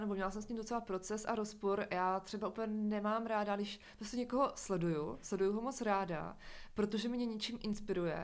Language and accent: Czech; near Uherské Hradiště, Moravian Slovakia, Zlín Region, Czechia; já jsem ze Slovácka, uh, jsem od Horského hradiště.